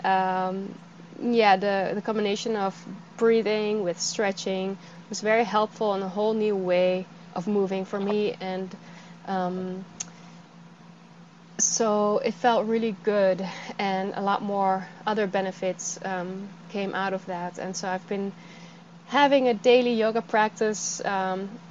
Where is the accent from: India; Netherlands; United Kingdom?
Netherlands; moved away as an adult; also born or lived in California; I'm from the Netherlands. I moved to California.